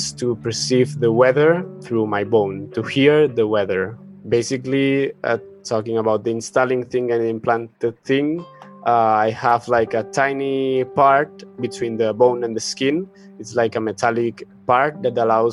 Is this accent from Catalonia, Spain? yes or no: yes; Barcelona, Catalonia, Spain; I'm from Barcelona, also cyborg artist